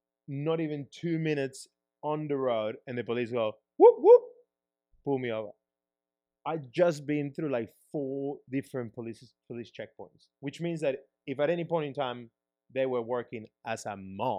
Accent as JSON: {"language": "English", "country": "Peru", "tie": "born or raised there", "lives_now": "Australia", "said": "as growing up in Peru, talking about like me having to pay that bribe, which is pretty hectic. Like someone stops me. I don't have a Peruvian driver's license, so I have my Australian driver's license because I haven't been to Peru, haven't driven in Peru ever."}